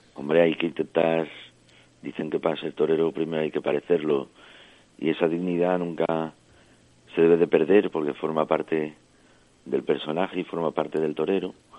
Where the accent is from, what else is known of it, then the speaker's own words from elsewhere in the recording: French Basque Country, Nouvelle-Aquitaine, France; also born or lived in Extremadura, Spain; yo nací en Francia, ah. eh, vivo en Francia, en el País Vasco francés, de familia de origen extremeña